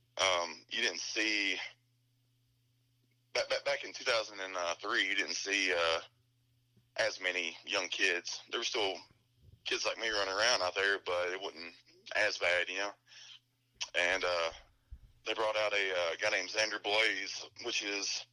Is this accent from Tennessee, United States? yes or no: yes; Cookeville, Tennessee, United States; my hometown of Cookeville